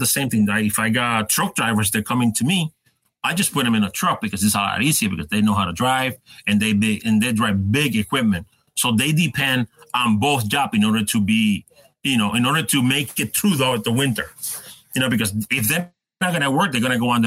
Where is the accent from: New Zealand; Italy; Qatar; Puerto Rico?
Puerto Rico; moved away; I grew up in Puerto Rico